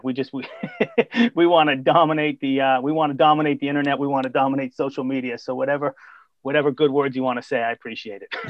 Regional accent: Boston, Massachusetts, United States; also born or lived in Columbia, South Carolina; I'm a Boston guy, born and bred. Um, I've lived in Boston my whole life, except for two years in Columbia

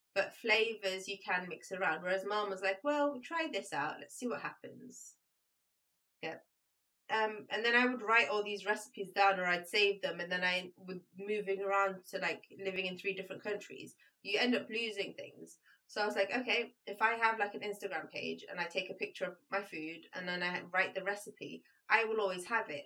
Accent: United Kingdom; moved away as an adult; also born or lived in Libya; now in Sweden; It's where I went to like all my primary school, secondary school, university, my first job, all in the UK

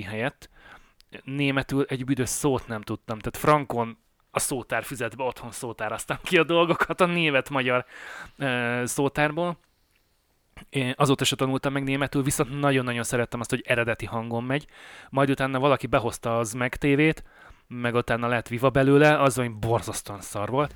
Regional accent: Budapest, Hungary; moved away as an adult; now in Canada; én Pesten nőttem föl

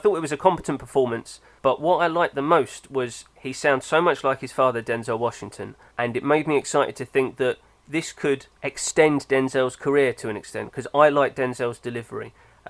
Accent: Germany; even though I identify as European and German, I am British in the way that I don't want to be rude to people.

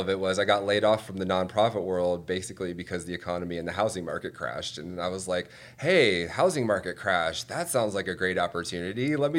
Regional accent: Atlanta, Georgia, United States; I was growing up in Atlanta in the 90s.

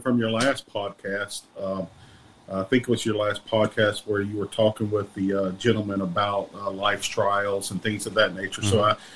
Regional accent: deep southern Louisiana, United States; I was born and raised in Louisiana, deep southern Louisiana, right off the Mississippi line here

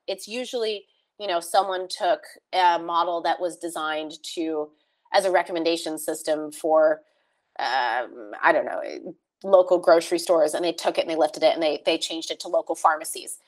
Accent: California, United States; moved away as an adult; also born or lived in Texas; growing up in California in in um, surrounded by tech

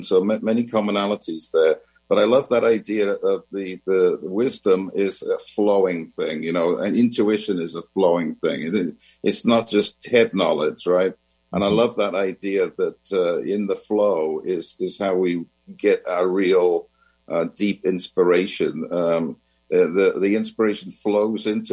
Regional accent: Wales, United Kingdom; moved away; I'm from Wales originally.

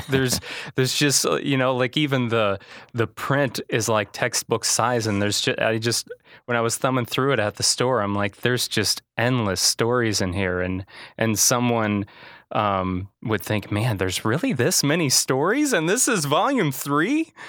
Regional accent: Manteno, Illinois, United States; I was born and raised in Manteno

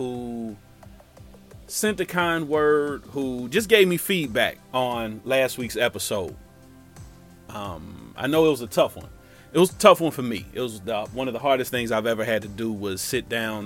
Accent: Cincinnati, Ohio, United States; moved away; also born or lived in Tampa, Florida; my hometown of Cincinnati

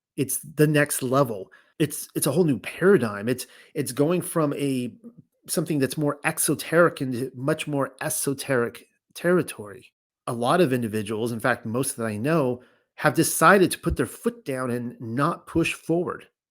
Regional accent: California, United States; moved away as an adult; I grew up in California. I actually spent my first 35 years in California.

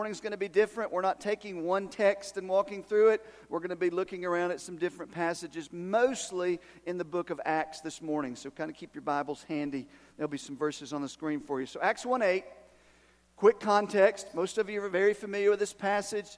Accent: Erwin, Tennessee, United States; I'm from Irwin

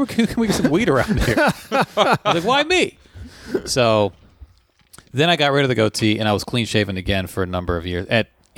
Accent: Tyler, Texas, United States; a grocery store chain in my hometown of Tyler

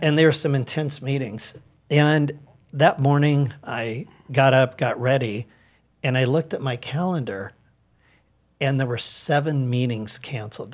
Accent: Edmonds, Washington, United States; I grew up in Edmonds

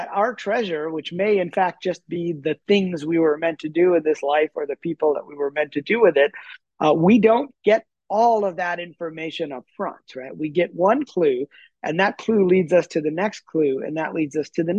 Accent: Punjab, Pakistan; born there; I was born in Pakistan near Lahore, which where Yogananda spent some time when he was a little baby

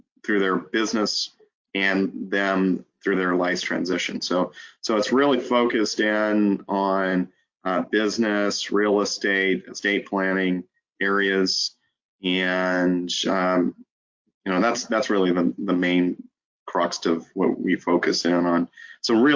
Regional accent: Alton, Illinois, United States; I was born and raised in Alton

